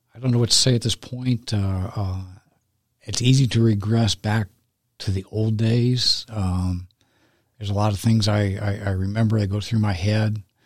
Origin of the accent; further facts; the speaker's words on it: San Diego, California, United States; moved away; I'm from San Diego initially.